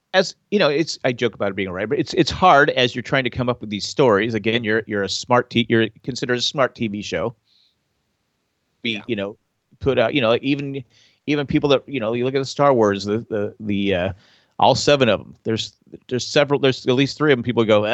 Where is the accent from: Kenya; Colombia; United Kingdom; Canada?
United Kingdom; England; I'm British, so I can say that.